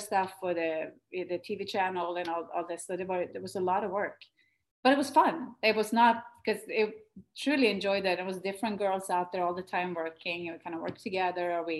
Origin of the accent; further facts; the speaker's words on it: Sweden; moved away as an adult; Sweden when we were home in my home country